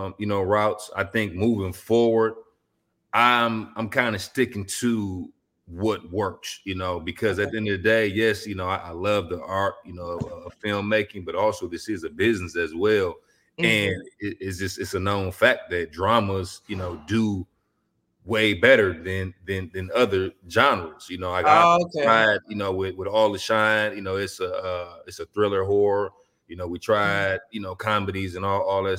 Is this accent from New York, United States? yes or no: no; Detroit, Michigan, United States; growing up in Detroit, you know, we like the land of the hustlers